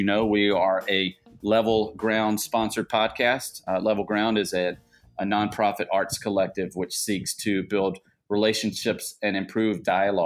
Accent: United States; I grew up about an hour and a half north of New Orleans

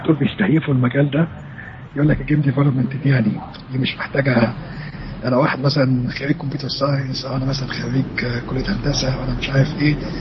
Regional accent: Egypt; عندنا في مصر

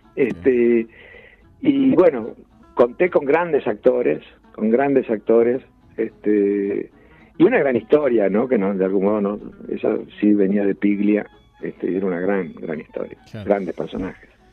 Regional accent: Ayacucho, Buenos Aires Province, Argentina; yo nací en un pueblo, en Ayacucho, en la provincia de Buenos Aires

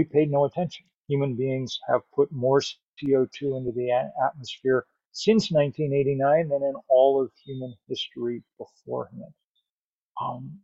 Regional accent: United States; I'm an American

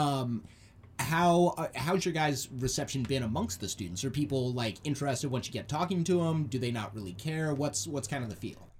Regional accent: Arizona, United States; moved away; my home state, uh, Arizona

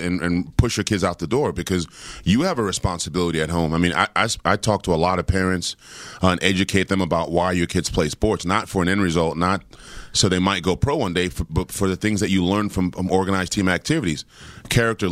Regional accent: Washington, District of Columbia, United States; I grew up in Washington, D.C., during the crack era

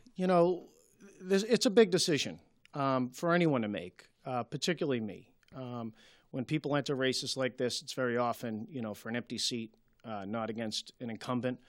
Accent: Malden, Massachusetts, United States; born and raised in Ward three

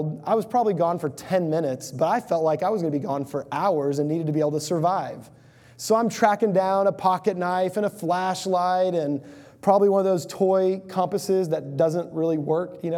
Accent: Houston, Texas, United States; I grew up in the Houston area of Texas

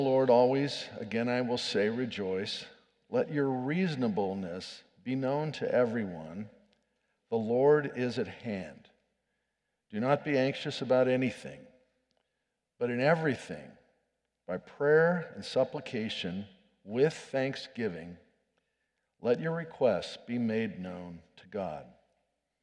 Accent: State College, Pennsylvania, United States; moved away as an adult; State College, Pennsylvania, which is my hometown. I was born there

